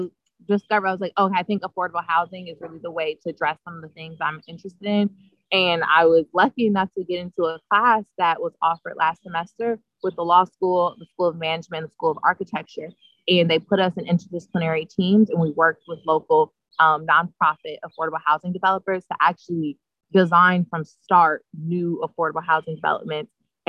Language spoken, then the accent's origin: English; Chicago, Illinois, United States; now in New Haven, United States; And I'm from South Side, right outside the University of Chicago.